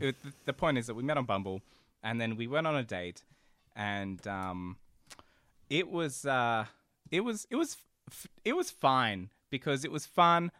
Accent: Central Coast, New South Wales, Australia; accent: Australian; also born or lived in Brazil / Sydney; I was four when I moved over here

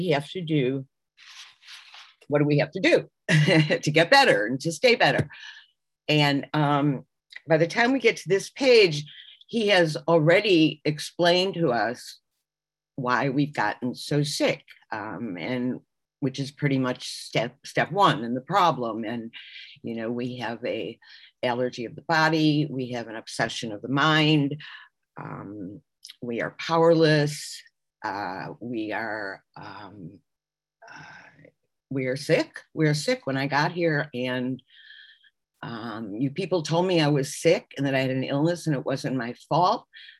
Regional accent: Chicago, Illinois, United States; now in Miami Beach, United States; I'm originally from Chicago, and I now live in Miami Beach, Florida

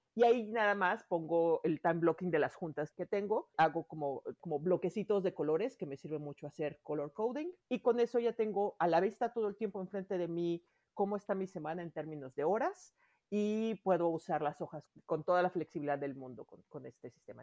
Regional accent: Mexico City, Mexico; now in Miami, United States; Yo soy de la Ciudad de México, vivo ahora en, en Miami

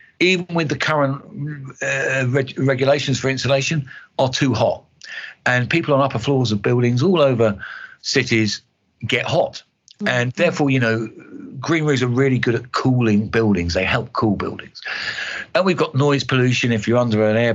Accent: East Kent, South East England, United Kingdom; I'm from East Kent.

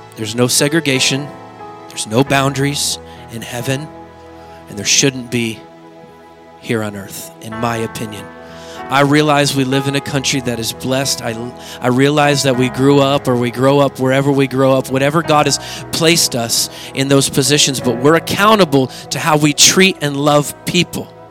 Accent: Oregon, United States; I grew up in Oregon where there's cultures everywhere.

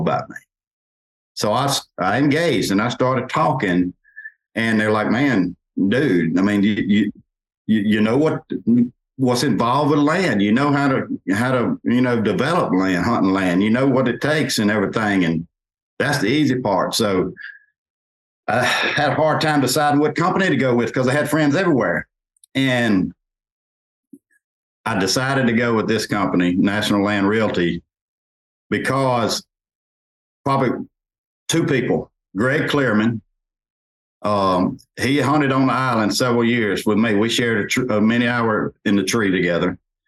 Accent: Natchez, Mississippi, United States; my hometown, Natchez

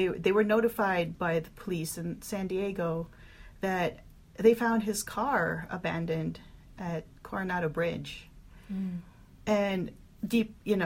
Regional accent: Philippines; now in United States; we're all from the Philippines. I moved to the States in 2004

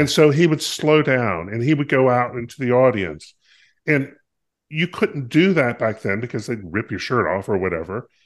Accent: North Carolina, United States; I grew up in North Carolina

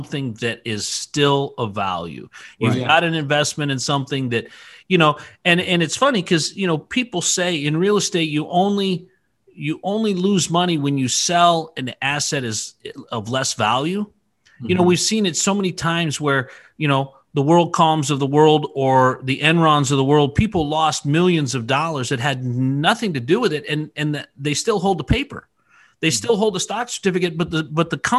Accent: Idaho, United States; born and raised in Idaho

